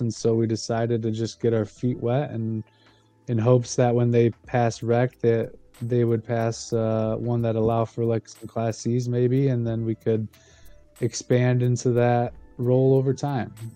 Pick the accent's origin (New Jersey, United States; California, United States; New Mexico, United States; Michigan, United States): Michigan, United States; Ionia; my hometown, uh, Ionia and Easton Township.